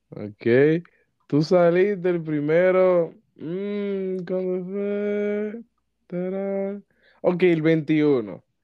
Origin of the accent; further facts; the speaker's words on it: Dominican Republic; es eso que los dominicanos tenemos una boca.